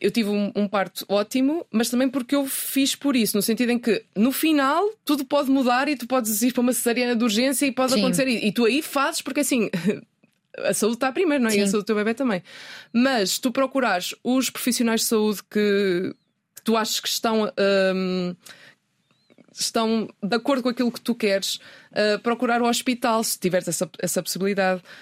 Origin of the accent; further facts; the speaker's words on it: Ponte da Barca, Viana do Castelo, Portugal; accent: Minho accent; now in Lisbon, Portugal; o que é que eu tenho de ponta barca em mim? O sotaque que vou perdendo depois de 15 dias